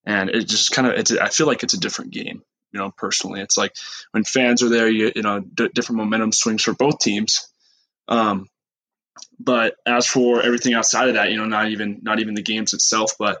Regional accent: Missoula, Montana, United States; moved away as an adult; also born or lived in Arizona; I was raised in Missoula, Montana

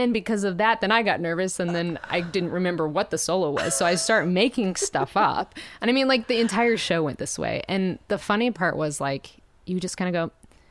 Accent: Kansas, United States; now in Nashville, United States; growing up in Kansas

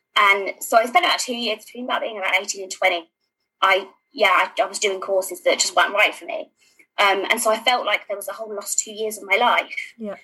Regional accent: London, United Kingdom; I'm a Londoner

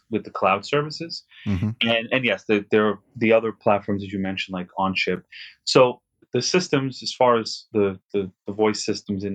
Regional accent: New York City, New York, United States; where I grew up in Queens

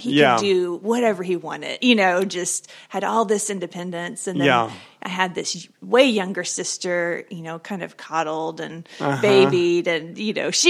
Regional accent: Tulsa, Oklahoma, United States; moved away as an adult; also born or lived in Africa; now in Siloam Springs, United States; I'm from Tulsa.

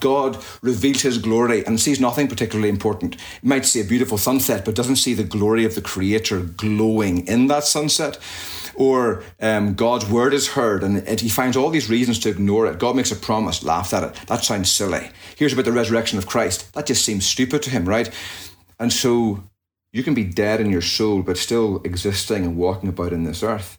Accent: just outside Belfast, Northern Ireland, United Kingdom; moved away as an adult; also born or lived in Jackson, Mississippi, United States; now in United States; So I hail from Northern Ireland, and I was born and raised there, just outside Belfast, and came across to the States at the in 1999 to study at Reformed Theological Seminary back in uh, Mississippi, Jackson.

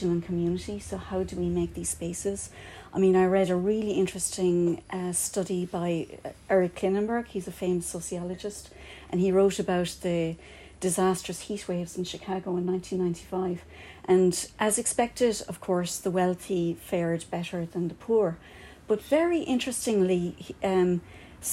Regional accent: Kerry, Munster, Ireland; now in Cork, Ireland; I'm not from here. I have to tell you, no, I'm from Kerry

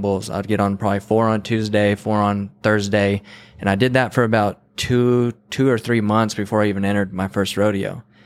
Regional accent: Santa Fe, New Mexico, United States; now in Texas, United States; I was born in Santa Fe in 1988.

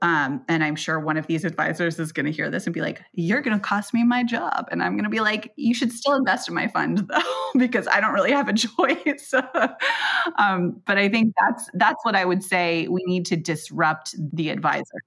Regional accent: Silicon Valley, California, United States; I grew up in Silicon Valley

